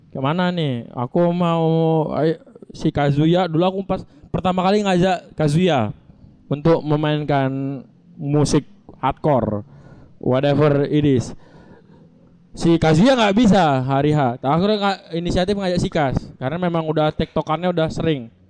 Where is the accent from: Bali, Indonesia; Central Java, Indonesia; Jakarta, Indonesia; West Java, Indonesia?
Bali, Indonesia; kita untuk bilang bahwasanya Bali adalah kita dari Bali dan